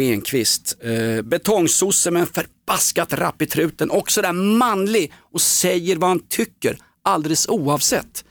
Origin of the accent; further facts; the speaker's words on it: Stockholm, Stockholm County, Sweden; Vi var AIK och vi var från Stockholm